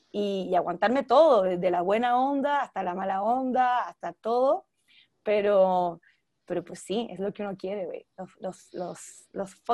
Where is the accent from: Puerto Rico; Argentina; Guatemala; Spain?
Argentina; now in Mexico; porque aquí vivo, pero ya pues aprovechar mucho más el mercado chileno y argentino, que también es de donde soy.